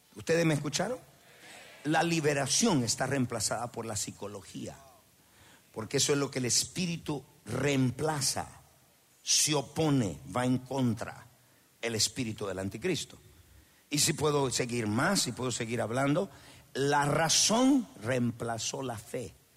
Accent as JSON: {"language": "Spanish", "country": "Honduras", "moved": "yes", "said": "el pueblo donde yo soy de Honduras"}